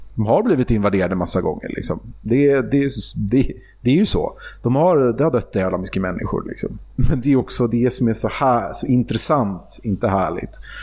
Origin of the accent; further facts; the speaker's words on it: Sweden; som svensk